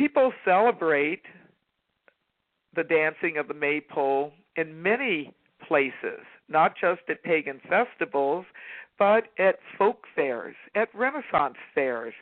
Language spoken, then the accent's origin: English; Virginia, United States; When I was growing up in Virginia, we not only had maypole dancing in the public schools